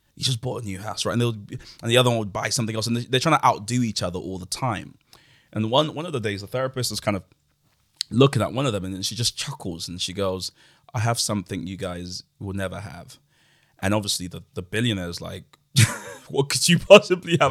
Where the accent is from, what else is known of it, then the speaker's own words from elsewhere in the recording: London, United Kingdom; also born or lived in Nigeria; I grew up in Woolwich